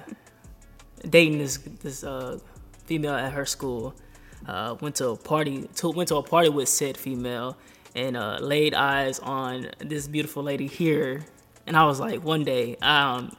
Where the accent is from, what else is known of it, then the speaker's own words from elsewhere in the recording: Fort Worth, Texas, United States; moved away as an adult; now in Austin, United States; I'm from Fort Worth.